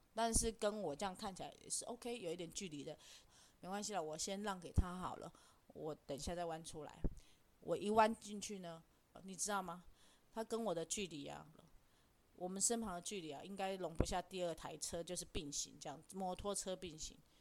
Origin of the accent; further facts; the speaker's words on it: Taiwan; 我们台湾人就是这样